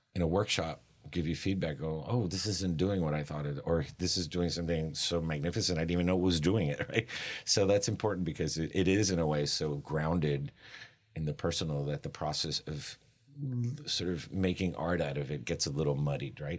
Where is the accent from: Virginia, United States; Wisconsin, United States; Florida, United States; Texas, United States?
Florida, United States; Miami; I grew up in Miami